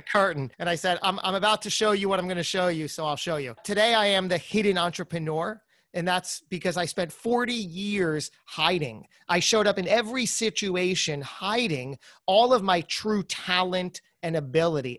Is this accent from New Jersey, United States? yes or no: yes; New Jersey, United States; I'm from Jersey